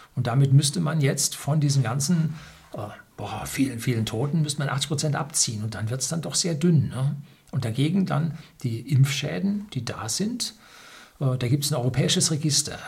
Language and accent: German; Germany; bei uns in Deutschland